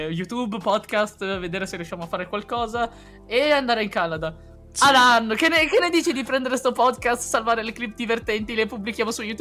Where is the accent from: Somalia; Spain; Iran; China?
China; Esatto, io, io sono cinese, ho il culo, ho il culo dalla mia parte